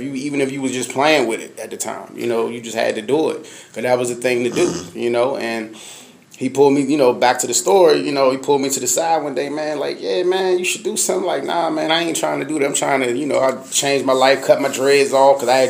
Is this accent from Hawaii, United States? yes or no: no; Washington, District of Columbia, United States; I'm from Uptown, D.C., represent on two streets, Uptown, Southeast, Baby Moms on 3rd Street, or something like that.